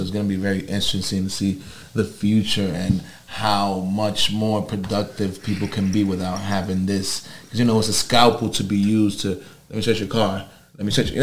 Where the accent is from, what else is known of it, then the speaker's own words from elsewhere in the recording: New York City, New York, United States; growing up in Harlem